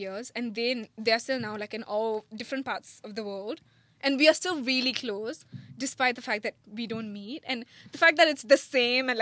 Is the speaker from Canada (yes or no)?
no; India; moved away as an adult; now in Singapore; I'm Singaporean, right? But like, I was born here and then I left to India when I was like, I don't know, in primary one. And I lived in India until like 2 years ago